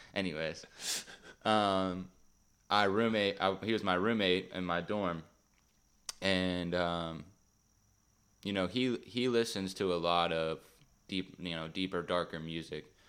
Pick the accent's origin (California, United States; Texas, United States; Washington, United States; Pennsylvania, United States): Pennsylvania, United States; Beaver Falls; I'm from Beaver Falls, Pittsburgh area.